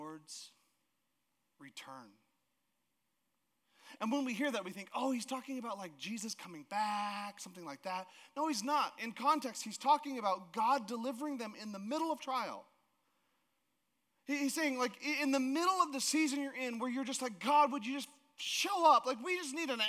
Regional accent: Alaska, United States; moved away; I grew up in Alaska

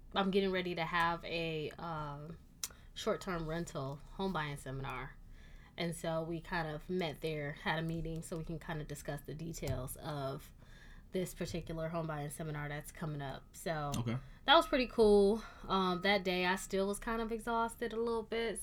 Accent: Michigan, United States; moved away; also born or lived in Miami; growing up in Michigan

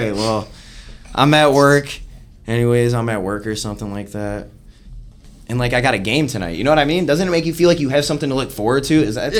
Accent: Detroit, Michigan, United States; also born or lived in Lincoln Park, Michigan; No, I was born in Detroit.

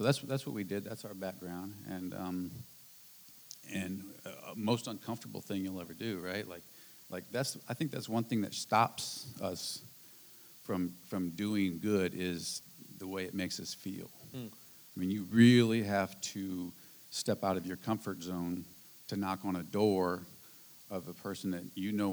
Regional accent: St. Louis, Missouri, United States; moved away; we're from St. Louis

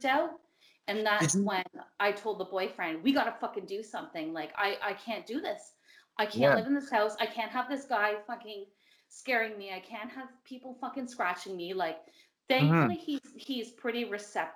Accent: Brockville, Ontario, Canada; moved away; I grew up in a haunted house, so I'm from Brockville

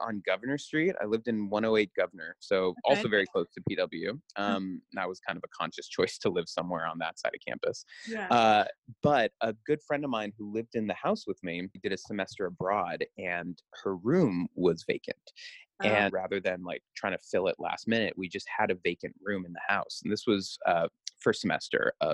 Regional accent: the Northwest, Pacific Northwest, United States; I'm from the Northwest

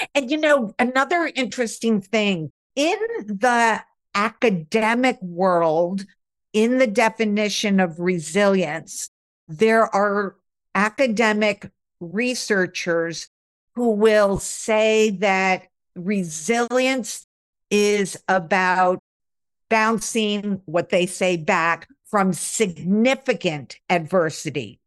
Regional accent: outside of Albany, upstate New York, United States; I grew up in upstate New York. A lot of times when you say New York, people think of New York City, but I grew up outside of Albany, the capital of New York, and so it was very suburban

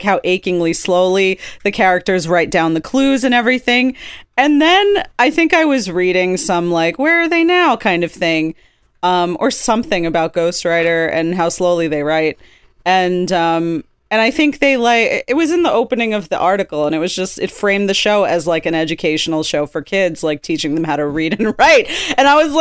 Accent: Brooklyn, New York, United States; born or raised there

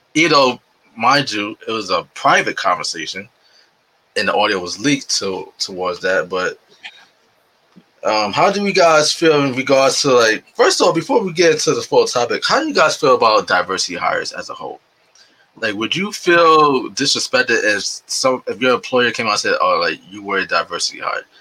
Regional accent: New York City, New York, United States; I grew up in New York City, in the South Bronx, and that's like my area

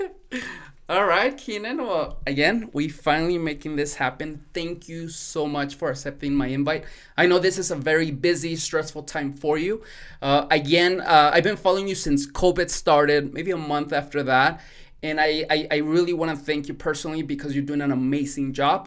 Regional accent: Mexico; now in El Paso, United States; I was born in Mexico, but, I mean, I've been living here for, what is it, twenty-five years, maybe twenty years

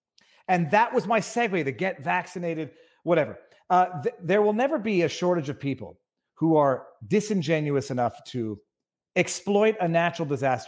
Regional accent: Florida, United States; I grew up in Florida.

